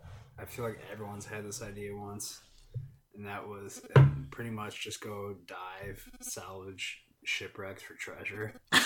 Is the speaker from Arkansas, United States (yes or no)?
no; Northwest Oregon, United States; We're from Northwest Oregon. We're like Neocony Mountain.